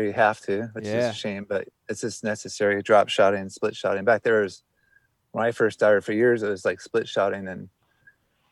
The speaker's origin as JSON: {"language": "English", "region": "West Coast", "country": "United States", "tie": "born or raised there", "said": "growing up in the West Coast"}